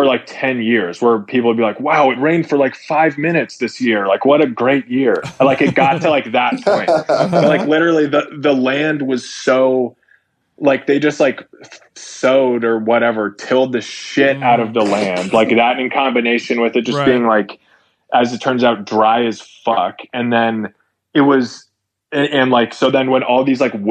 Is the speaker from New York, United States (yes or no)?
no; San Francisco, California, United States; I'm from San Francisco originally